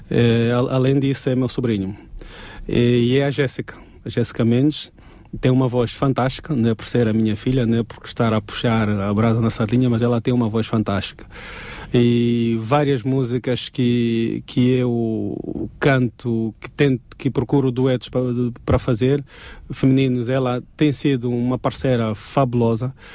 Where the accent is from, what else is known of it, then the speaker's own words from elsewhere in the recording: eastern Angola, Angola; now in Portugal; O leste da Angola é onde eu nasci, eu conheço esse dialeto